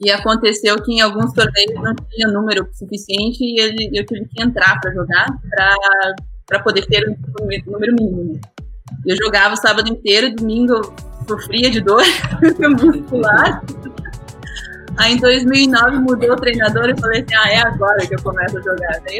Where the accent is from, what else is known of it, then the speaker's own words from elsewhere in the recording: Brazil; moved away as an adult; also born or lived in Munich, Germany / Curitiba; now in Germany; Eu voltei para o Brasil, fui para o Brasil, é, cresci no Brasil e daí depois voltei para a Alemanha.